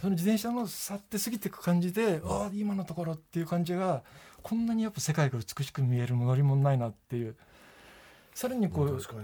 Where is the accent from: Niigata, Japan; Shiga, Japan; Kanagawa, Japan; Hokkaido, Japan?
Niigata, Japan; Sado; moved away; 僕佐渡の人間として